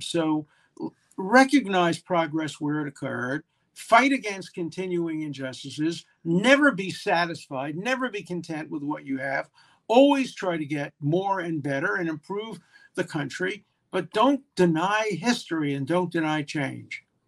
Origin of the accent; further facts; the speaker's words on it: Brooklyn, New York, United States; I come from Brooklyn, but not in Minnesota.